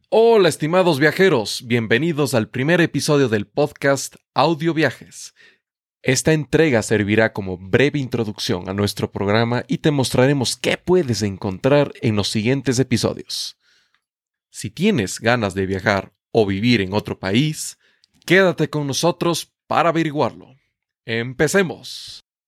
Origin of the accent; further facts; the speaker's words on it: Ecuador; first language Spanish; Yo nací en Ecuador, un país ubicado en América del Sur. Mi idioma natal es castellano o español.